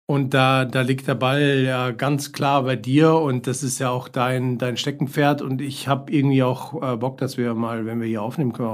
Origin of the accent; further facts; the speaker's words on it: Bavaria, Germany; born there; accent: Lower Bavarian; now in Munich, Germany; lebe in München schon sehr, sehr lange, bin aber eigentlich gebürtiger Niederbayer, den man mir nicht mehr anhört.